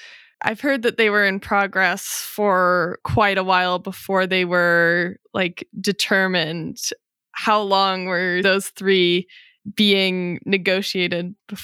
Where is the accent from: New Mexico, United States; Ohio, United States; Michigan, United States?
New Mexico, United States; Taos; I'm from Taos